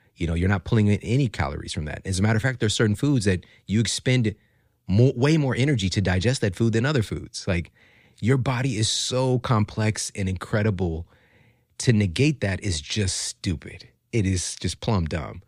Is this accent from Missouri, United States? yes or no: yes; Ferguson, Missouri, United States; also born or lived in St. Louis; I'm from Ferguson, Missouri